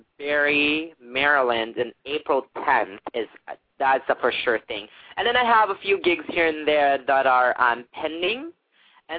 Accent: Philippines; being Filipino

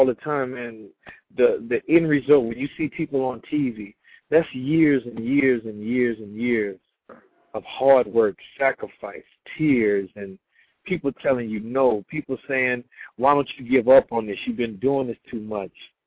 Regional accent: Beaumont, Texas, United States; moved away as an adult; also born or lived in Houston, Texas; now in Los Angeles, United States; Beaumont, Texas, my hometown

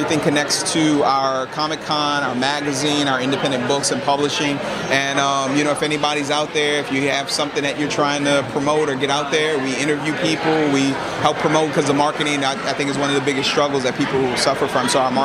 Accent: New Orleans, Louisiana, United States; moved away as an adult; now in Long Island, United States; I'm originally from New Orleans, and we only moved up to Long Island after Hurricane Katrina

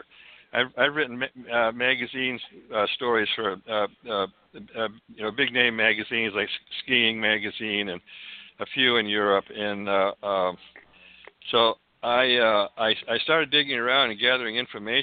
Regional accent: Falmouth, Maine, United States; also born or lived in Santa Cruz, California / Sedona, Arizona; now in Cottonwood, United States; I grew up in Maine, in Falmouth, Maine

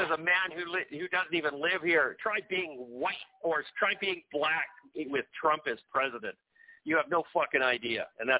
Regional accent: Canada; I'm a Canadian. I always have lived in Canada.

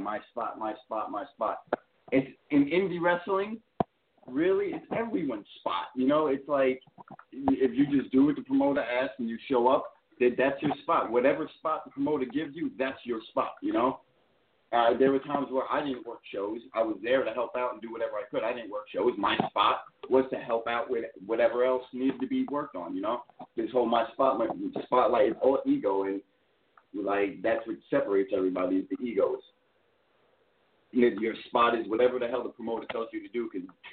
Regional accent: New York City, New York, United States; accent: Brooklyn; Usually I have a Brooklyn accent

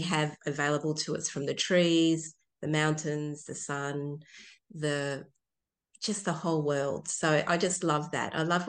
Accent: Chile; now in Tasmania, Australia; I was born in Chile

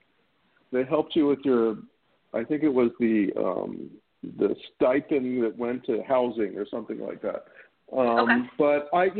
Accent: Baltimore, Maryland, United States; also born or lived in Charlottesville, Virginia; I grew up in Baltimore, Maryland, was born in Charlottesville

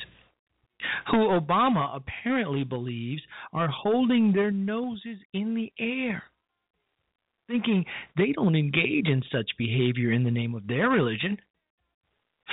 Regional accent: Chicago, Illinois, United States; on the south side of my hometown, Chicago, Illinois

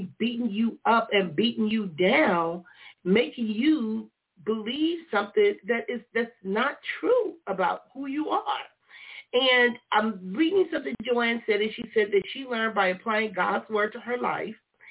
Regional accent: Compton, California, United States; when I was a kid growing up in Compton

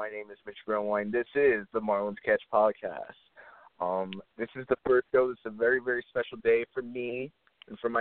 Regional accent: South Florida, United States; I grew up down here

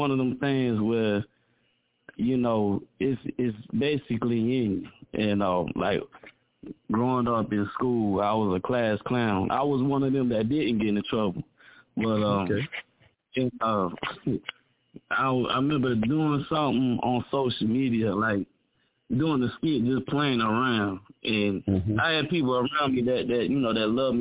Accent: Fayetteville, North Carolina, United States; Born and raised in Fayetteville, North Carolina, the 910

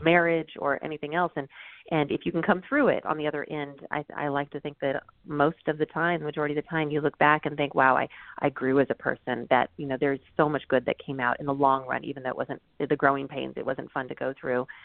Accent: United States; growing up you know he didn't even want us to speak japanese didn't want to teach right. us that until later in life because he was so proud of us being american

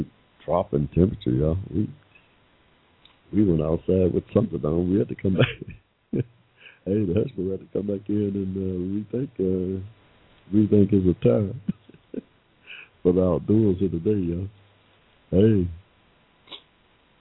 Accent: Ohio, United States; now in Atlanta, United States; my childhood, really, growing up in Ohio

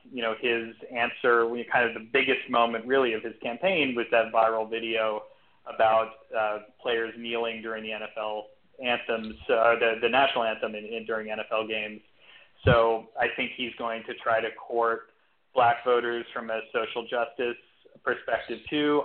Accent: New York City, New York, United States; moved away as an adult; now in Austin, United States; I'm actually was born and raised in New York City uh, and lived there uh, most of my life until about six years ago um, when I, I relocated to Austin

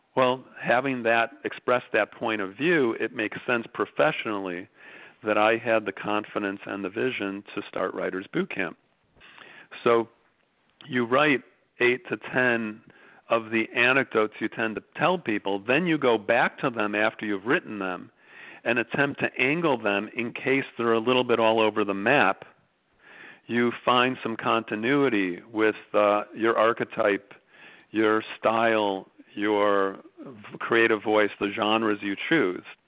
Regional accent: Chicago, Illinois, United States; moved away as an adult; now in Venice, Los Angeles, United States; I'm from Chicago, uh, knew my precinct captain growing up

